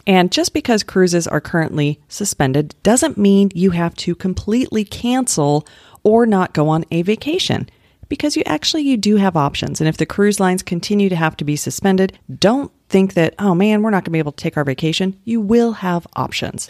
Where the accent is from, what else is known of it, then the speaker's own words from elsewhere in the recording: Littleton, Colorado, United States; I grew up in Littleton